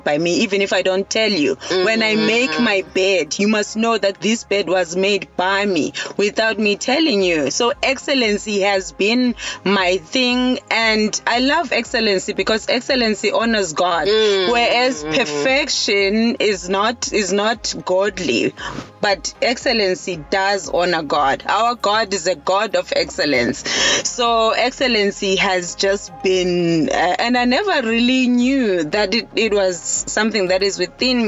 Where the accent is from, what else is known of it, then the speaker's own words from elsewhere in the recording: Eastern Cape, South Africa; now in KwaZulu-Natal, South Africa; I'm all the way from the Eastern Cape. I grew up in the Eastern Cape. However, I'm based in KZN now.